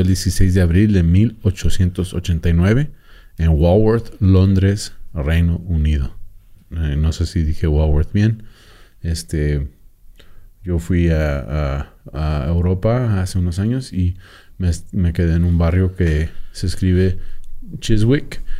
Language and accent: Spanish; Mexico; como mexicano